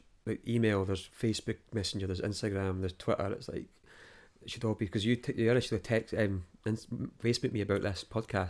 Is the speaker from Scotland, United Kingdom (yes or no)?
yes; Dunbar, Scotland, United Kingdom; Back home, Dunbar, by the way. I grew up in Dunbar. There was never bands playing.